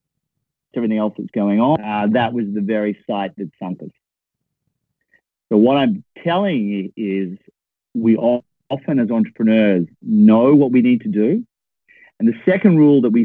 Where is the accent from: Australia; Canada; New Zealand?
Australia; Perth, Western Australia; moved away as an adult; also born or lived in Melbourne; I came from Perth, which is a town a bit like Dallas or Houston.